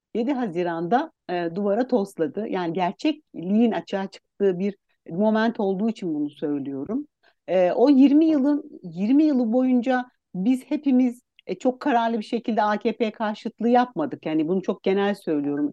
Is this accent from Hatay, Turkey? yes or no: no; Istanbul, Turkey; also born or lived in Aksaray; E, ben Aksaray doğumluyum. 4 yaşından beri İstanbul'da yaşıyorum